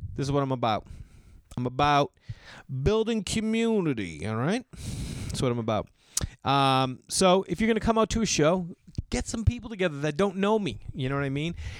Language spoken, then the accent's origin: English; Boston, Massachusetts, United States; moved away; Boston, Massachusetts, my hometown.